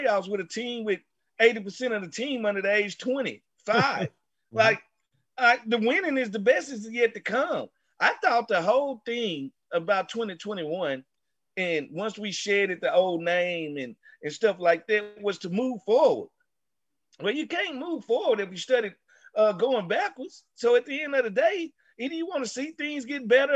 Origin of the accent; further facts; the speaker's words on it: Mississippi, United States; growing up in Mississippi